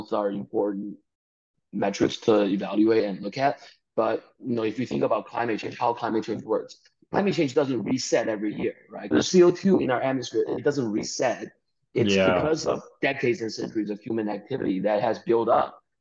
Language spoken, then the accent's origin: English; Chengdu, Sichuan, China; moved away; also born or lived in Beijing; I grew up in China in a, you know, small, quote-unquote, small town of 10 million people in southwest China called Chengdu